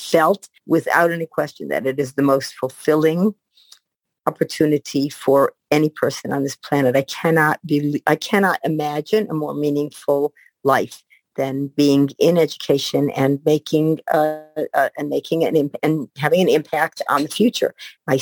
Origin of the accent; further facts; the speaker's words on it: Detroit, Michigan, United States; also born or lived in Israel; now in Baltimore, United States; I came to America when I was about a year old. And we settled in Detroit.